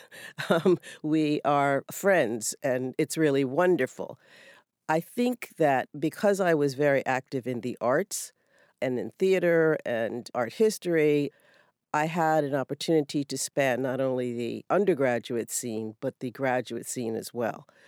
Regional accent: New Haven, Connecticut, United States; I'm from New Haven. My roots in New Haven are very deep

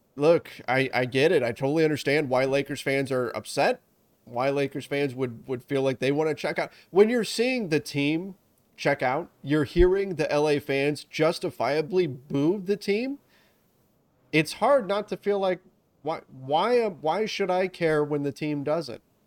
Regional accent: Southern California, United States; I grew up in Southern California playing soccer

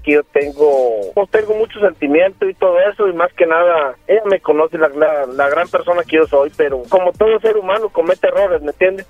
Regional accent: Aguascalientes, Mexico; de donde yo vengo, de Aguascalientes

